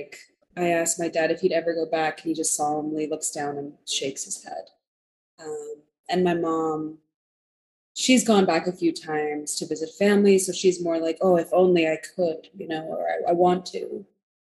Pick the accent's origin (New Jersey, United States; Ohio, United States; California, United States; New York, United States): California, United States; Monterey Park; I was raised in East LA, so East Los Angeles, California, in a city called Monterey Park